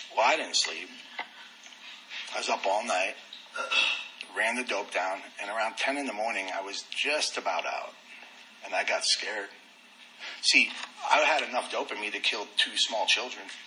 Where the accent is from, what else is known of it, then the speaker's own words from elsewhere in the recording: New York City, New York, United States; moved away; also born or lived in Dallas, Texas / Corpus Christi, Texas; I lived up in Queens, New York